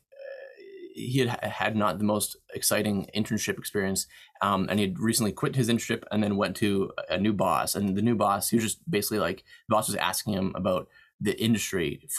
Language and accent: English; Canada; moved away as an adult; now in United States; I'm Canadian